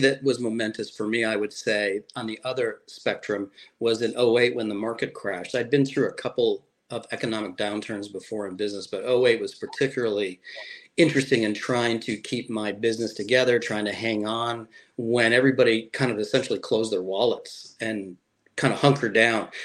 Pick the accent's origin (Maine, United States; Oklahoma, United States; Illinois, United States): Illinois, United States; Chicago; moved away as an adult; now in Fort Myers, United States; I was born in Chicago